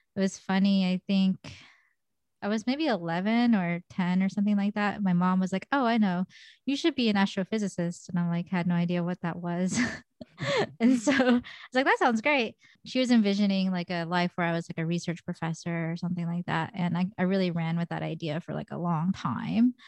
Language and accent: English; United States; I'm Korean American, and I am albino